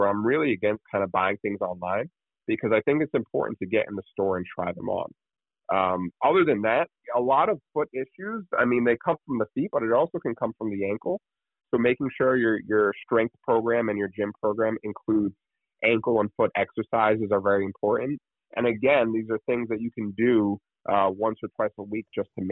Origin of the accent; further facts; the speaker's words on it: New Jersey, United States; I'm from New Jersey